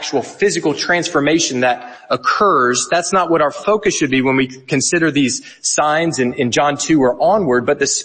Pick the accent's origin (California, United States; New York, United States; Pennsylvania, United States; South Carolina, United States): South Carolina, United States; moved away as an adult; now in Edinburgh, United Kingdom; I am from the United States. My family moved to Edinburgh 3 years ago from South Carolina